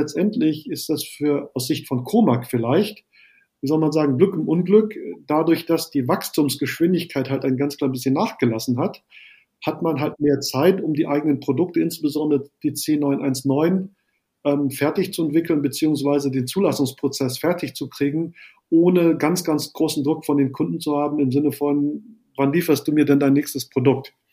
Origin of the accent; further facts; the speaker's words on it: Germany; bei uns in Deutschland